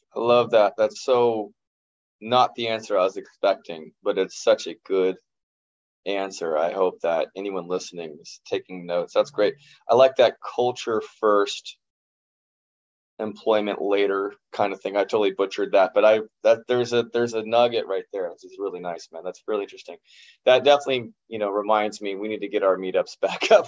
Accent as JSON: {"language": "English", "region": "Kansas", "country": "United States", "tie": "born or raised there", "said": "Growing up in Kansas"}